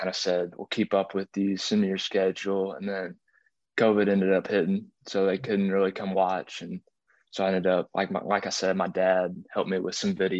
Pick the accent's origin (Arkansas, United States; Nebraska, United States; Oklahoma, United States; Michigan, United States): Arkansas, United States; I'm just a kid from Arkansas